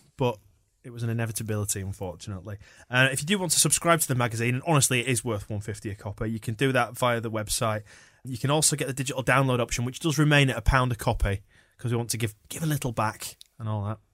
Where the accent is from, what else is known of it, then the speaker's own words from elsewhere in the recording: Yorkshire and the Humber, United Kingdom; I'm a Yorkshireman